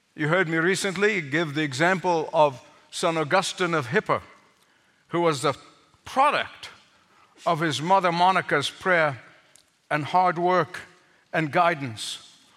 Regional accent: Egypt; growing up in Egypt

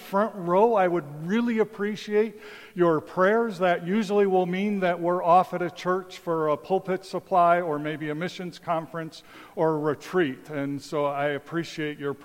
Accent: Chicago, Illinois, United States; moved away as an adult; also born or lived in Taipei, Taiwan; when I grew up in Chicago

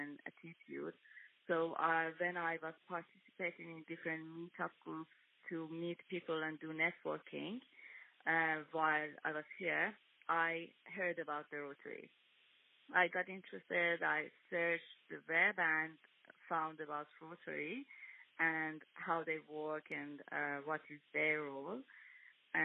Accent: Iran; English is a second language; moved away as an adult; also born or lived in Syria; now in Melbourne, Australia; I'm originally from Iran. I think you can hear it from my accent, or in the other words, I'm Persian.

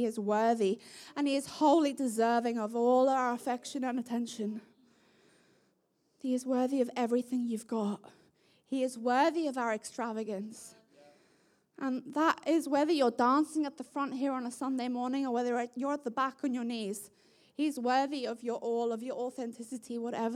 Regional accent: South Africa; my South African family

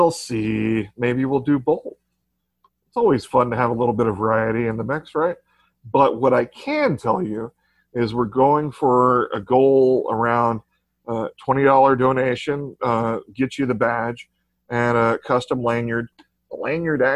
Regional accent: Texas, United States; I'm from Texas. We've got Mexican influence in our culture

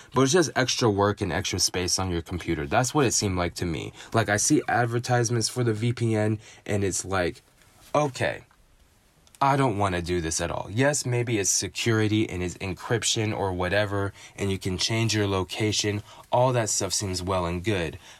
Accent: San Francisco, California, United States; my hometown San Francisco

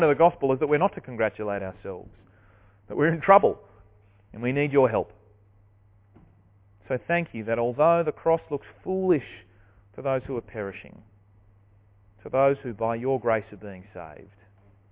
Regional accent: Deloraine, Tasmania, Australia; I grew up in Deloraine, just down the road here.

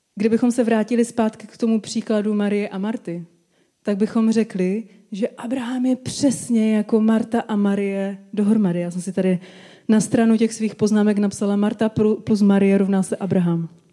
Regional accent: Czechia

